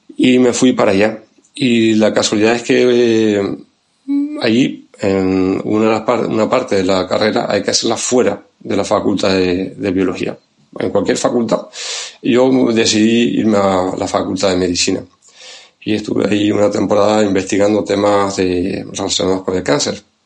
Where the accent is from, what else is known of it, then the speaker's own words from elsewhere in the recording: Tenerife, Canary Islands, Spain; accent: Canarian; now in Santander, Spain; el acento viene de, Canarias, de Tenerife, ahí es donde nací y crecí